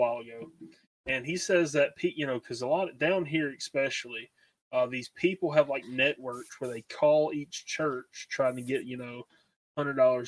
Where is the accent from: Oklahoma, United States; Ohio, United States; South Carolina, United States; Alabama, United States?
Alabama, United States; I'm from Alabama